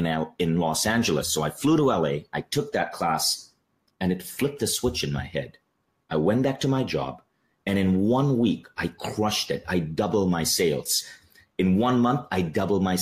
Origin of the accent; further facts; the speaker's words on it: Malaysia; also born or lived in New York; I'm Malaysian